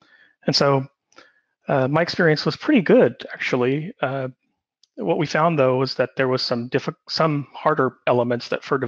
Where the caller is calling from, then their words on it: Sydney, New South Wales, Australia; I'm calling from Sydney, Australia